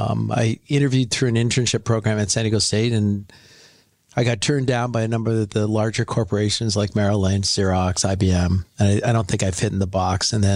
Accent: North Vancouver, British Columbia, Canada; Yeah, I'm from, I went to Carson Graham High in North Vancouver.

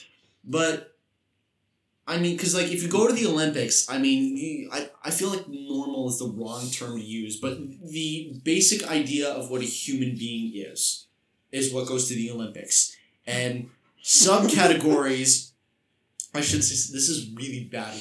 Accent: Vancouver, British Columbia, Canada; moved away; I come from Vancouver, British Columbia, Canada.

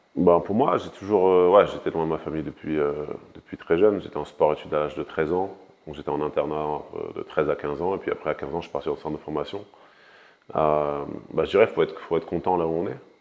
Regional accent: France; je suis né en France, j'ai grandi en France

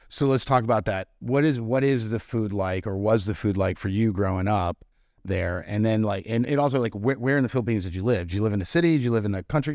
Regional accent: Marblehead, Massachusetts, United States; now in Charleston, United States; I grew up on the North Shore of Boston in, um, in Marblehead, Mass

